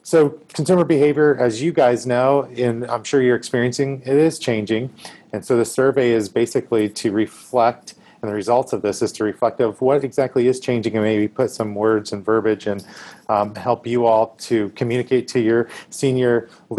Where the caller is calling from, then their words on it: Nashville, Tennessee, United States; I am dialing in from Nashville today.